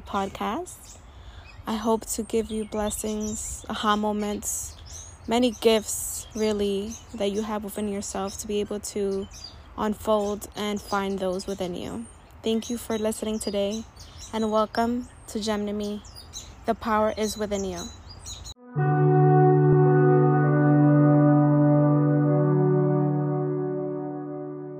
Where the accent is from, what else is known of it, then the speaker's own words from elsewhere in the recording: New York City, New York, United States; I'm a young, proud, first-generation Latina, born and raised in Washington Heights